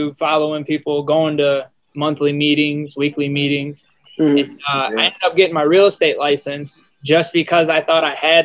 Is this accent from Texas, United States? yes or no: no; Pontiac, Michigan, United States; I'm from Pontiac, Michigan